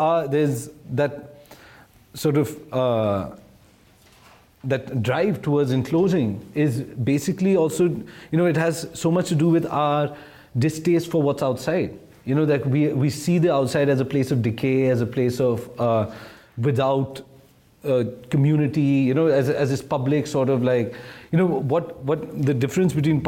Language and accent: English; Delhi, India; growing up in Delhi